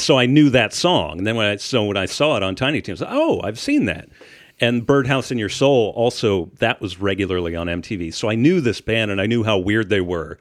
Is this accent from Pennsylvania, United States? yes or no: yes; Shippensburg, Pennsylvania, United States; now in Indiana, United States; I'm from Shippensburg, which is in the middle of the state, in Amish country